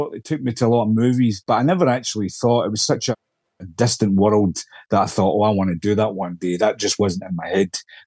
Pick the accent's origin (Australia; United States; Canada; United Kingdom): United Kingdom; Scotland; accent: Scottish